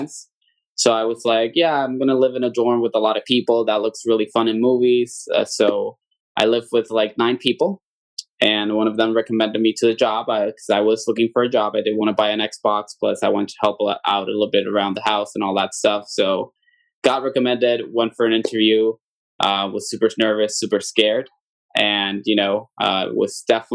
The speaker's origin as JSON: {"language": "English", "town": "Aguadilla", "country": "Puerto Rico", "tie": "born or raised there", "also_born_or_lived": "Mayagüez, Puerto Rico", "said": "I am born and raised in Puerto Rico. I am from the west side of the island, a town called Aguadilla"}